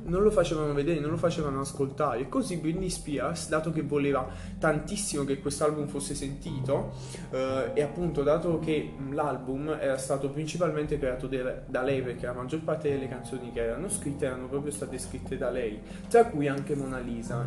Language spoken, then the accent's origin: Italian; Naples, Campania, Italy; da noi partenopei